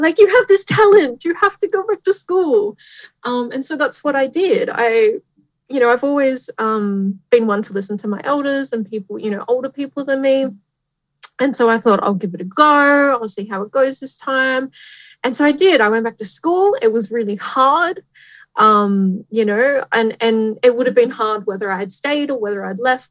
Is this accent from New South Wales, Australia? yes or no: yes; Tamworth, New South Wales, Australia; moved away as an adult; also born or lived in Newcastle, New South Wales; I grew up in Tamworth, New South Wales.